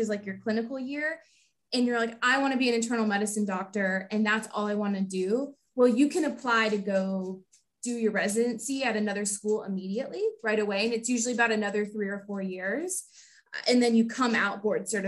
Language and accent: English; Houston, Texas, United States; born and raised in Houston, Texas